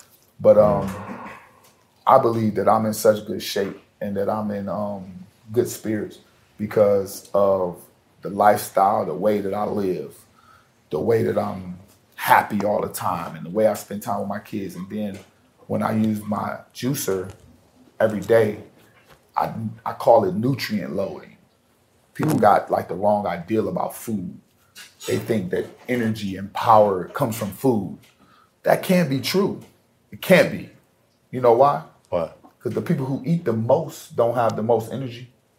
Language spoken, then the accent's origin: English; Ohio, United States; I grew up in Ohio. I know what snow do, and snow don't help you.